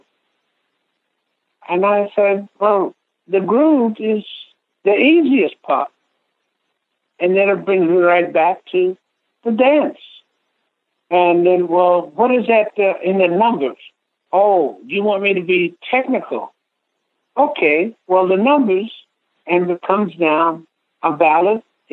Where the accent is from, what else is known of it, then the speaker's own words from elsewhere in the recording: Elkton, Maryland, United States; I come from Elkton, Maryland, and that's where I got started. I was 3 years old